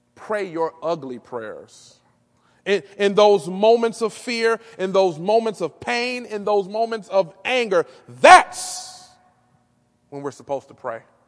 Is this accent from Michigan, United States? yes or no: yes; Detroit, Michigan, United States; Growing up in Detroit on the Northwest side